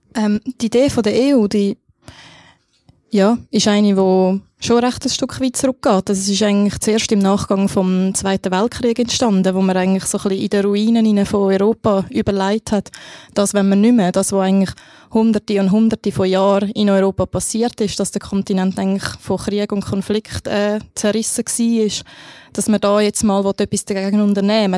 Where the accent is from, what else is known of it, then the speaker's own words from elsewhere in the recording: Switzerland; als Schweizer